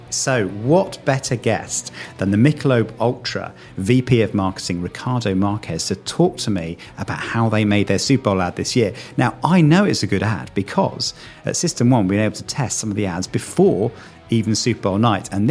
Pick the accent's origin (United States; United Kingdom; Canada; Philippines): United Kingdom; So what I didn't appreciate as a, as, as a British guy is quite what a cultural experience it was.